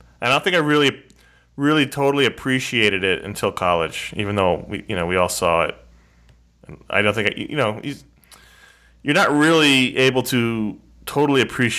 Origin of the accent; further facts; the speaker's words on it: New York City, New York, United States; growing up in New York City.